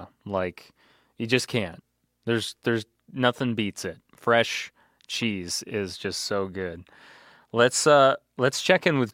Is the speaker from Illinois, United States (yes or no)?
yes; Manteno, Illinois, United States; my hometown of Manteno, Illinois